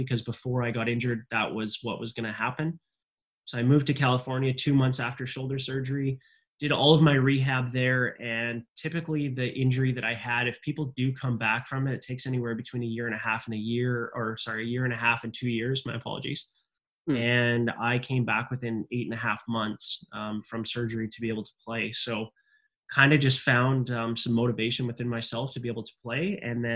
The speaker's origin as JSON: {"language": "English", "region": "British Columbia", "country": "Canada", "tie": "born or raised there", "moved": "yes", "lives_now": "Germany", "said": "I grew up in Canada. I'm originally from British Columbia in a small town in the southeast corner of British Columbia in the Rocky Mountains."}